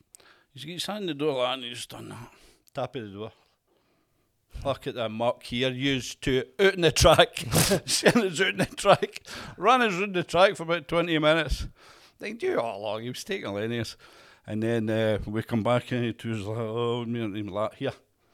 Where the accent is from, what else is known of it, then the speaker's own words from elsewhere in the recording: Uddingston, Scotland, United Kingdom; also born or lived in Hamilton; I was born in Hamilton. I come from Uddingston, Birkenshaw.